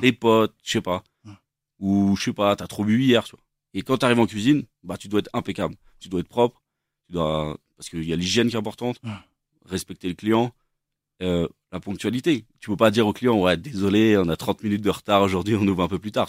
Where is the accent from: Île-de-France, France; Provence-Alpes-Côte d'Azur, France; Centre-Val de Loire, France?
Île-de-France, France; Versailles; je suis né à Versailles